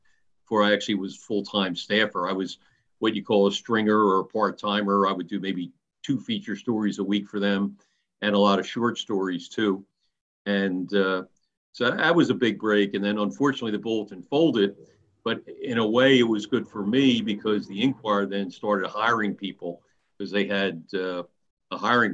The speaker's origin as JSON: {"language": "English", "town": "Haddon Heights", "region": "New Jersey", "country": "United States", "tie": "born or raised there", "said": "I grew up in Haddon Heights, New Jersey, a small town in South Jersey"}